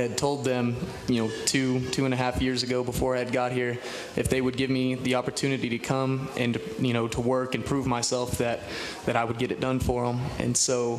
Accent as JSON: {"language": "English", "town": "Perryton", "region": "Texas", "country": "United States", "said": "I'm from Perryton, Texas"}